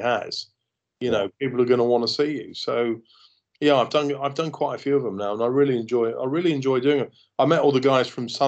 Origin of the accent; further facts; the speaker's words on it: London, United Kingdom; me growing up in London